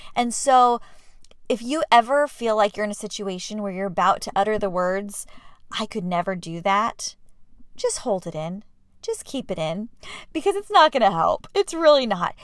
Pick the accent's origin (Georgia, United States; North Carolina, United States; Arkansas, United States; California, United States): California, United States; San Diego; moved away as an adult; also born or lived in Michigan; we're both from San Diego, my husband